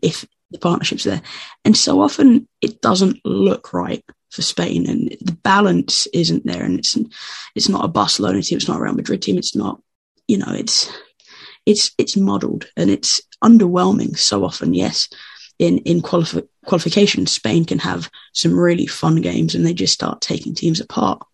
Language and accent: English; England, United Kingdom; I'm English